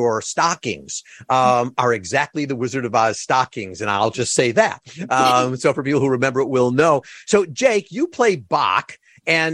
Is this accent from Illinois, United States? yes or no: yes; Chicago, Illinois, United States; I'm from Chicago